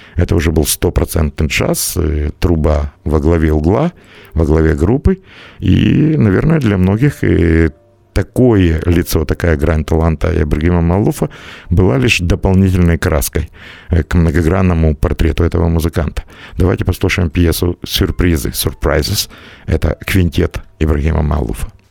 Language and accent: Russian; Ukraine; я из Украины